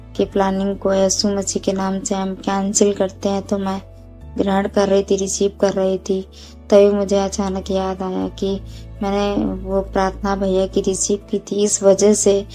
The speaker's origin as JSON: {"language": "Hindi", "area": "Dantewada district", "region": "Chhattisgarh", "country": "India", "said": "मैं छत्तीसगढ़ दंतेवाड़ा जिले की रहने वाली हूँ"}